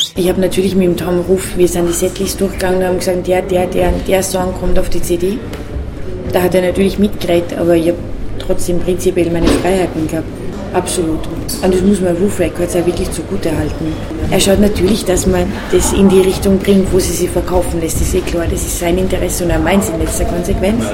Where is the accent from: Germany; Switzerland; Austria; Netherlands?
Austria; Upper Austria; accent: Upper Austrian; ich komme aus Oberösterreich und diesen Dialekt zu singen